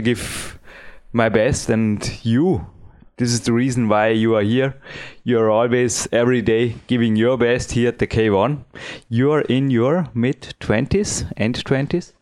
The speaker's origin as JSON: {"language": "English", "town": "Dornbirn", "region": "Vorarlberg", "country": "Austria", "second_language": "English", "said": "my English is not perfect. I am from Austria"}